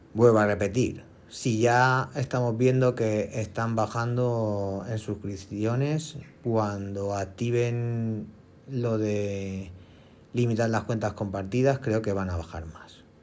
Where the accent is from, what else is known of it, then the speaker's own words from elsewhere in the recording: Spain; somos españoles